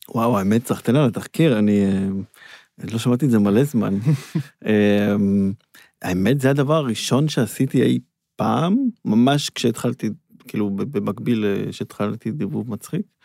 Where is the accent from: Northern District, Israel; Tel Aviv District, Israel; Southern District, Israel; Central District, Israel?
Tel Aviv District, Israel; Herzliya; גדלנו בהרצליה